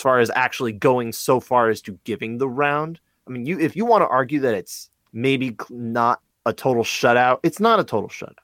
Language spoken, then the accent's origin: English; New Jersey, United States; I'm from Jersey